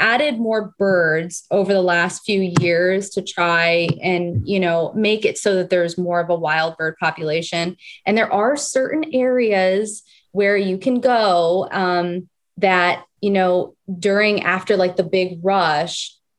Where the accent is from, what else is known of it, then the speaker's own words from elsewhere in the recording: Las Vegas, Nevada, United States; also born or lived in California; I was born here originally, and then my family moved to Las Vegas. So I grew up in Nevada